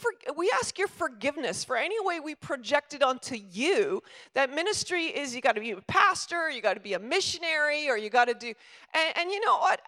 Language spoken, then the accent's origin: English; Stratford, Ontario, Canada; my hometown is their hometown, which is Stratford